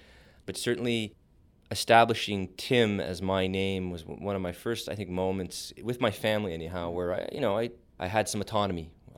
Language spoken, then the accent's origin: English; Montreal, Quebec, Canada; I was born in Montreal. So I grew up in an environment where the word … is not easily translatable into the other official language of Canada.